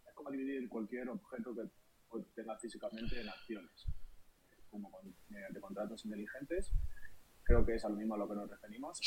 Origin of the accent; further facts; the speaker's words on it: Madrid, Community of Madrid, Spain; soy de Madrid